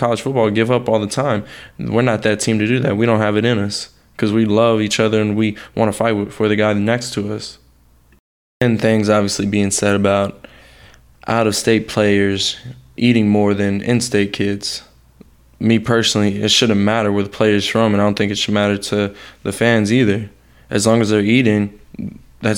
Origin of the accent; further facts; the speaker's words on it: Houston, Texas, United States; moved away as an adult; now in Miami, United States; I'm not from Miami. I'm from Houston, Texas.